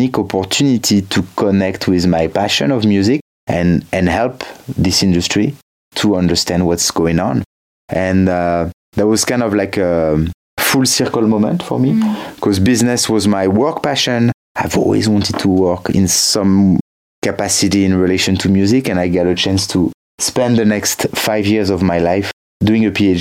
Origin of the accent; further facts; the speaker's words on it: France; now in Valencia, Spain; I come from France originally, and I work at Berklee in Valencia